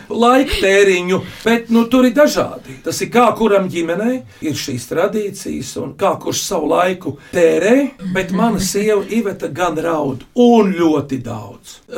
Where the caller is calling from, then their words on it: Liepāja, Kurzeme, Latvia; Sveiki! Labdien! … no Liepājas